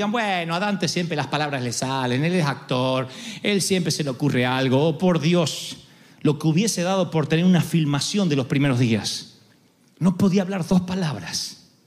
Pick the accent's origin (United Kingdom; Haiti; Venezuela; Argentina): Argentina; Sé que soy argentino e insoportable, pero no típico.